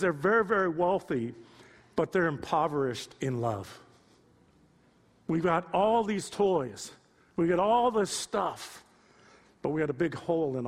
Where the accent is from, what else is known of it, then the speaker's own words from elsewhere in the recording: Youngstown, Ohio, United States; I'm from Youngstown